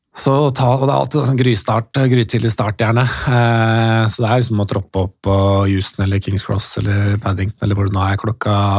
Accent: Norway; also born or lived in England; jeg som nordmann

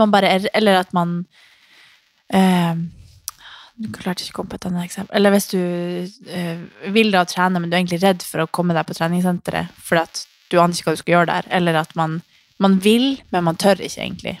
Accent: Harstad, Troms, Norway; hjemme i Harstad

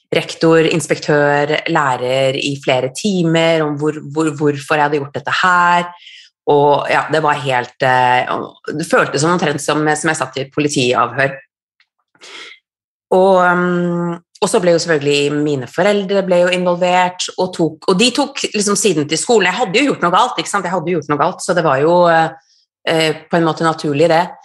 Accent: Kautokeino, Troms og Finnmark, Norway; also born or lived in Trondheim / Kirkenes / Drammen / Oslo; Jeg er, jeg er norsk, jeg er født og oppvokst i Norge. Um, og alltid vært litt sånn rotløs og bodd veldig mange forskjellige steder. Født i Kautokeino, bodde i Trondheim, Kirkenes, Drammen, Oslo, Bergen.

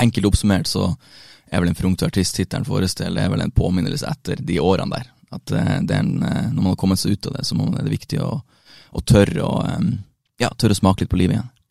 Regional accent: Bodø, Nordland, Norway; moved away as an adult; now in Oslo, Norway; hjemme i Bodø.

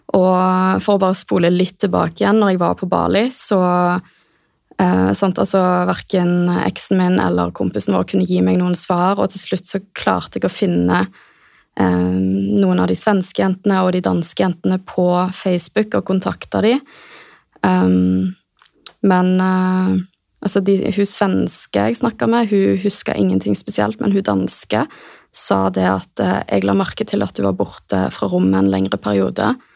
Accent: Stavanger, Rogaland, Norway; moved away as an adult; Flytta tilbake til Stavanger, som er hjembyen min

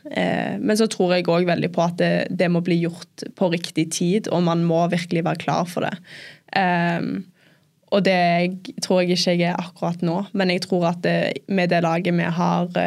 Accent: England, United Kingdom; born there; jeg ble født i England

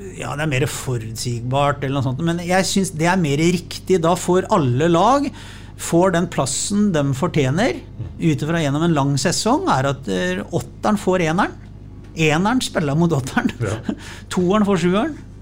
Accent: Sarpsborg, Østfold, Norway; jeg som sarping

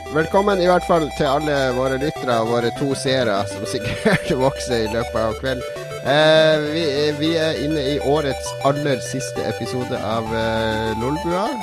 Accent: Harstad, Troms, Norway; moved away; når jeg flytta fra Harstad, så reiste hjem til Harstad i jula

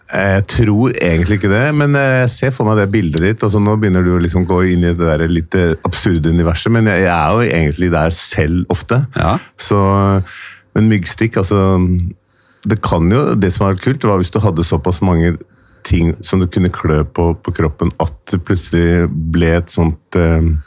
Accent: Oslo, Norway; jeg er født i Oslo

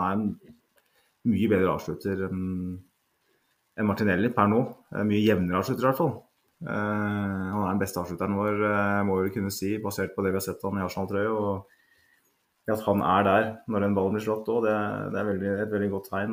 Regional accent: Norway; Jeg er norsk

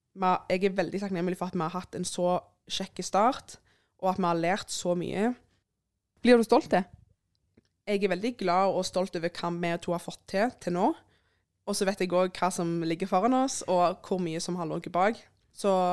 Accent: Sandnes, Rogaland, Norway; jeg er jo fra Sandnes

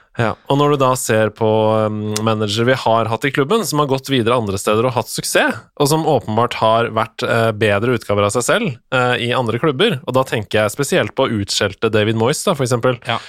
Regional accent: Norway; som nordmann

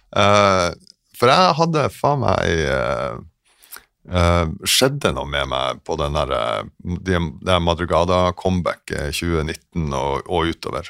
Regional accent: Sortland, Nordland, Norway; moved away as an adult; also born or lived in Berlin / Stockholm; now in Oslo, Norway; Jeg er fra, fra Sortland

